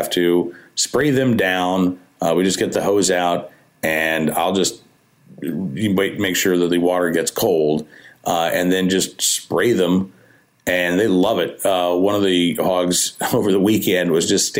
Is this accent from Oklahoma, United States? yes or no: yes; Oklahoma, United States; now in Central Virginia, United States; I grew up in Oklahoma